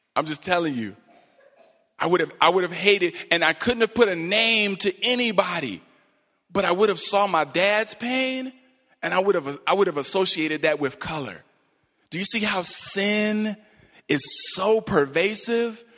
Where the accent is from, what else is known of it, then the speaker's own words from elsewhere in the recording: Cleveland, Ohio, United States; moved away; I'm from Cleveland originally